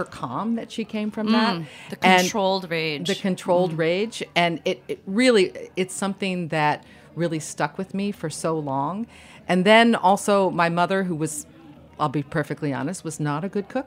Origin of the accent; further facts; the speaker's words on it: Washington, District of Columbia, United States; I grew up in Washington, D.C. in the 60s